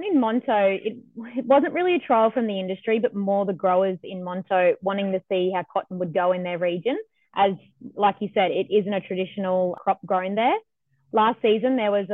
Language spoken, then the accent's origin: English; Biloela, Queensland, Australia; I grew up in Billawilla on our family farm, which is a mixed grain and cotton farm.